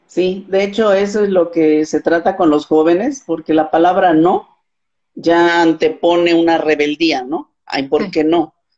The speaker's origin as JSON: {"language": "Spanish", "region": "Morelos", "country": "Mexico", "said": "soy de Morelos, México, y también soy maestra"}